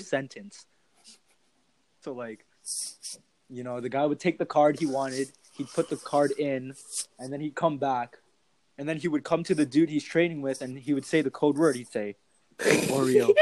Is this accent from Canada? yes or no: yes; Canada; Canada and like America has a lot of like foreigners that come mm-hmm. to Canada, and like our country is really diverse